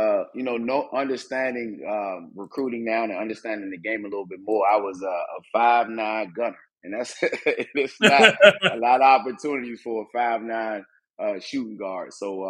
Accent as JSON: {"language": "English", "town": "Washington", "region": "District of Columbia", "country": "United States", "tie": "born or raised there", "also_born_or_lived": "Savannah, Georgia", "moved": "as an adult", "said": "Well, I'm actually from Washington, D.C., born and raised. Spent my first 18 years there before I moved to Georgia and basically became half Savannian."}